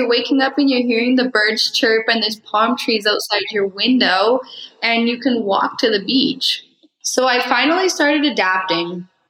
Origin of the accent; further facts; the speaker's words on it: Mexico; Coldwell Banker has been such a big part of my story with growing up in Mexico